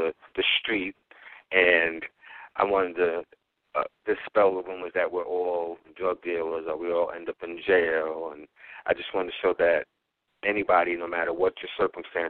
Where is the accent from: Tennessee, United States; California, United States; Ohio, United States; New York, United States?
New York, United States; New York City; I was raised in the Mott Haven section of the South Bronx, which is right across the bridge from Harlem.